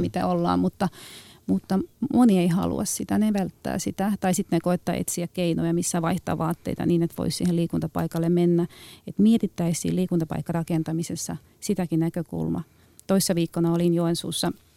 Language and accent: Finnish; Tallinn, Harju County, Estonia; Finnish is a second language; now in Finland; mä oon mm. itse liikunnan ammattilainen, mutta mä tuun Tallinnasta